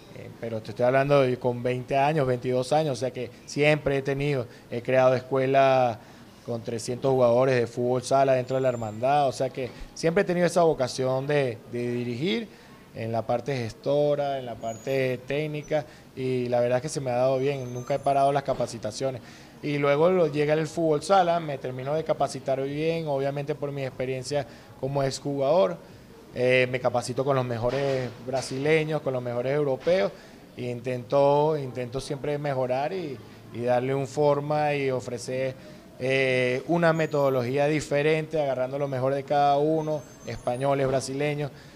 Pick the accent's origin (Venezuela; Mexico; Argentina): Venezuela; also born or lived in Panama; soy el primer venezolano en dirigir una selección en el extranjero